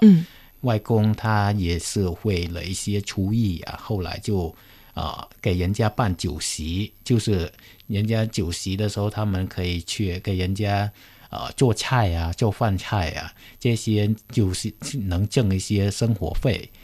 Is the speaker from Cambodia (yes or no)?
yes; Cambodia; moved away as an adult; now in Beijing, China; 我是来自柬埔寨的